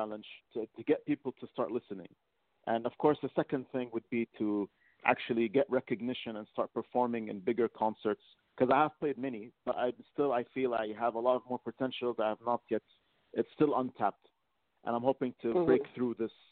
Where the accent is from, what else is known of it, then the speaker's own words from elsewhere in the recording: Lebanon; now in Kuwait; I'm from Lebanon, and I currently live in Kuwait